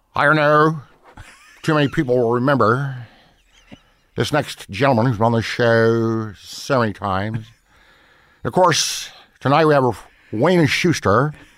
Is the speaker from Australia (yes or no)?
no; Ottawa, Ontario, Canada; moved away as an adult; I'm very Canadian, born in Ottawa, capital city